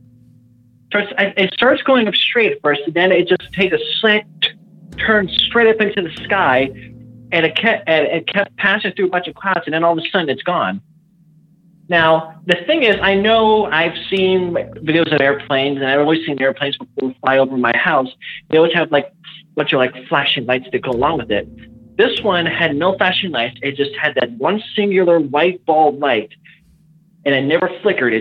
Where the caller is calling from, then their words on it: Illinois, United States; I'm literally, I'm calling from Illinois